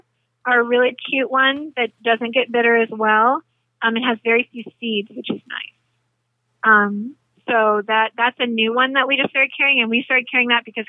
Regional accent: the South, United States; Collard greens, because I'm from the South originally, definitely a favorite. Grew up with it.

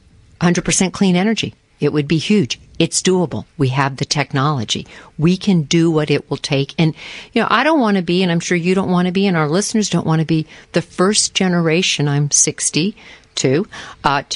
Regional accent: Florida, United States; I grew up in Florida

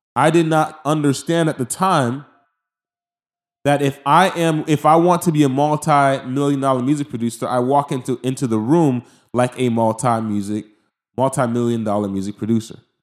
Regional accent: Haiti; I'm from Haiti

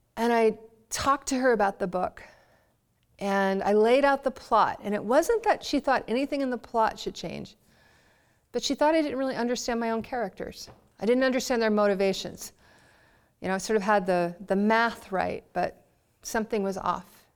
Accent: Baltimore, Maryland, United States; I was from Baltimore

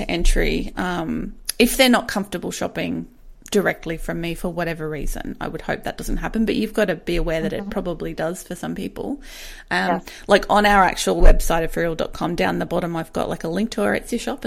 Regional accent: Australia; we're Australian

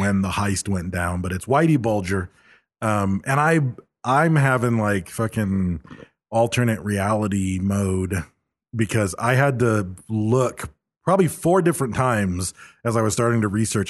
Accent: Michigan, United States; I'm from Michigan

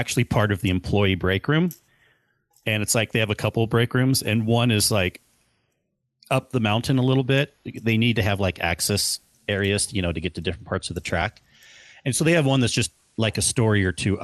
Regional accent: California, United States; I grew up in California

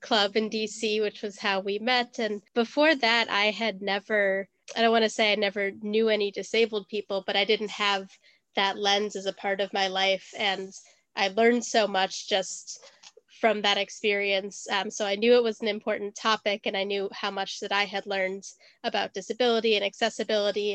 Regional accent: Wisconsin, United States; now in London, United Kingdom; I was born in Wisconsin, and now I live in London.

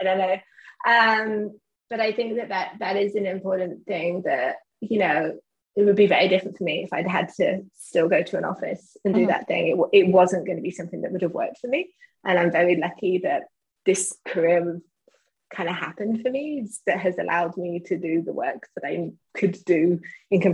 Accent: England, United Kingdom; me being English

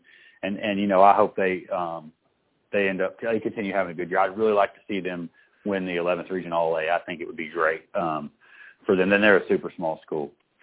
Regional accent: Frankfort, Kentucky, United States; I am from Frankfort, but I went to Franklin County, so you know I'm an East Side guy. But you know, as somebody that's from the community

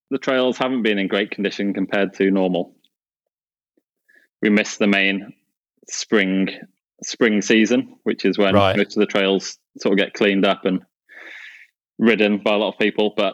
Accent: West Midlands, United Kingdom; now in Finale, Italy; I grew up in the UK, just outside Birmingham, uh, between Dudley

